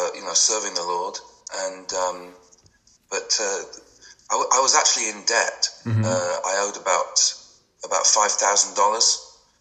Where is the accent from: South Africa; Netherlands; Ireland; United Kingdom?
United Kingdom; England; moved away as an adult; also born or lived in France; I'm English